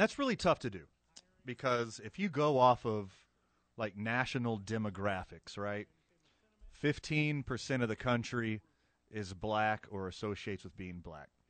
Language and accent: English; Carlsbad, New Mexico, United States; for my hometown, where I graduated high school, Carlsbad, New Mexico